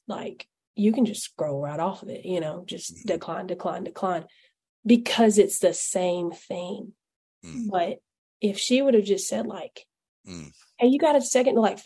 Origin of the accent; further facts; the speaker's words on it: Alabama, United States; accent: hillbilly; I'm from Alabama.